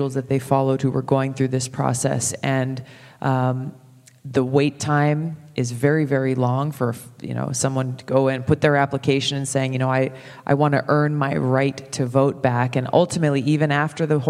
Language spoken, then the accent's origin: English; Hawaii, United States; my home state of Hawaii